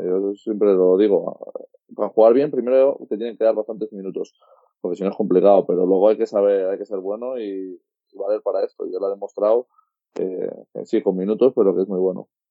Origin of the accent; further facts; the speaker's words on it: Andorra; also born or lived in Spain; La verdad es que soy español, pero nací en Andorra